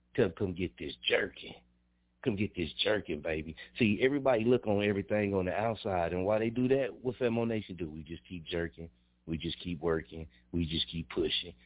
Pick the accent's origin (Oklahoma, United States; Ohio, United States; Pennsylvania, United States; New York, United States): Oklahoma, United States; Muskogee; also born or lived in Wichita, Kansas; I'm an Okie from Muskogee. I grew up in Muskogee, Oklahoma, 1033 South C.